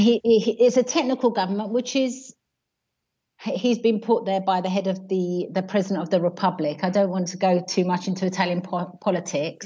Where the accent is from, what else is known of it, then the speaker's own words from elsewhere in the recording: United Kingdom; moved away as an adult; now in Italy; I'm British. Um, I live here because I married uh, a local man and I brought up my family here